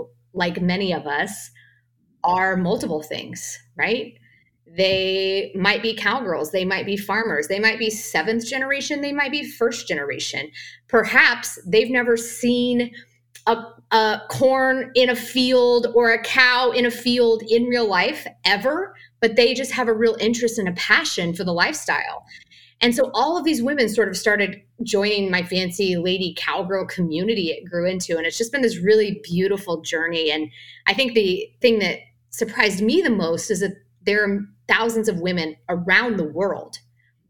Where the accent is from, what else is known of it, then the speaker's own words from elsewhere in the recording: Tonganoxie, Kansas, United States; moved away as an adult; I grew up in Tonganoxie, Kansas.